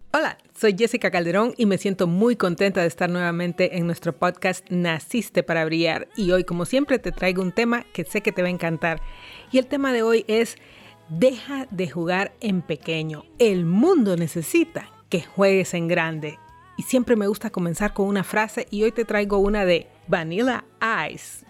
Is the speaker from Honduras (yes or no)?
yes; Honduras